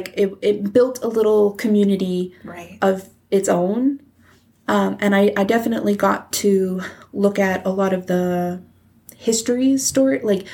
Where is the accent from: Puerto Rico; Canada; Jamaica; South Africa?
Canada; Grande Cache, Alberta; I grew up in Victor Lake